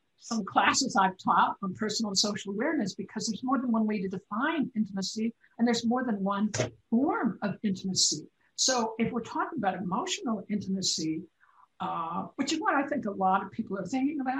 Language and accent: English; California, United States; Now, as a Californian, and I hope other people elsewhere as well, love avocados.